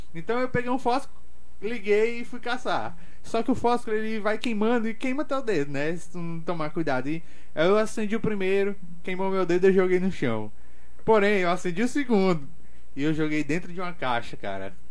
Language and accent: Portuguese; Açailândia, Maranhão, Brazil; also born or lived in Brasília; nascido aqui em Açailândia mesmo, sou açailandense, raiz.